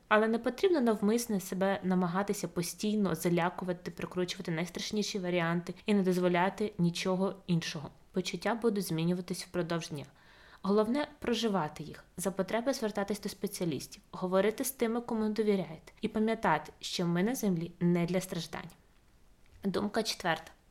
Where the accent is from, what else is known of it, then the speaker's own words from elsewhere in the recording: Ukraine; Моє найбільше щастя народитися в Україні